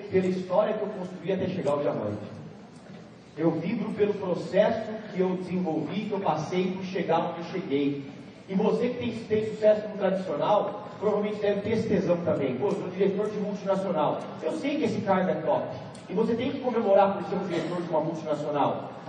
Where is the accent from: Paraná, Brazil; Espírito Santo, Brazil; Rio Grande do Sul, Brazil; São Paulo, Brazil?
São Paulo, Brazil; Amparo; eu venho de Amparo, eu nasci de Amparo. É uma cidade de 50 mil habitantes, no interior de São Paulo.